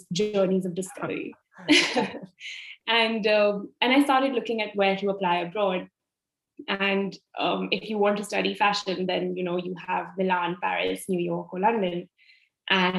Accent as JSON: {"language": "English", "region": "Delhi", "country": "India", "tie": "born or raised there", "also_born_or_lived": "Italy", "moved": "as an adult", "said": "I was born and I grew up in Delhi."}